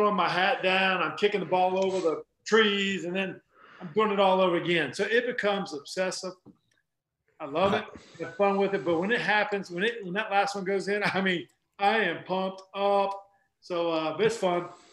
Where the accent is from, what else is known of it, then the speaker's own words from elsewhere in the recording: North Carolina, United States; one of my passions growing up in North Carolina